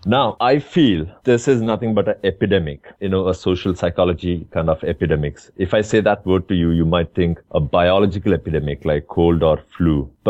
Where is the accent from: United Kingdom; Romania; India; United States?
India; moved away as an adult; now in Dubai, United Arab Emirates